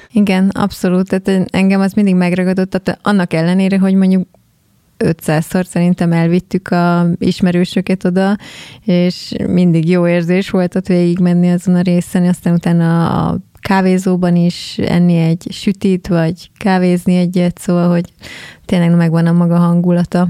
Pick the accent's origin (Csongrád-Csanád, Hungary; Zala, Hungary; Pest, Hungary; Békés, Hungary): Zala, Hungary; Keszthely; mi is keszthelyiek vagyunk